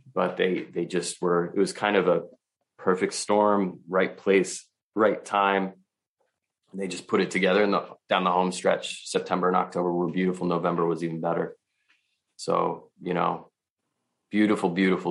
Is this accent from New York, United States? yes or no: no; Vermont, United States; I'm from Vermont